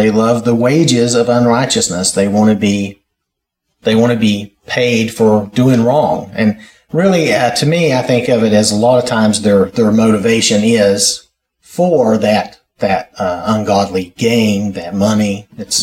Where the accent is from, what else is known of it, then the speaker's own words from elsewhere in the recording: North Carolina, United States; I'm from North Carolina